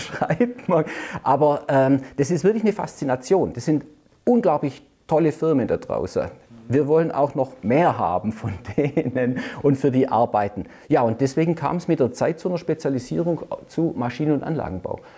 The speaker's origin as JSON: {"language": "German", "town": "Stuttgart", "region": "Baden-Württemberg", "country": "Germany", "tie": "born or raised there", "said": "man hört ja unschwer, ich gebe es jetzt gleich einfach zu, ich bin in Stuttgart geboren"}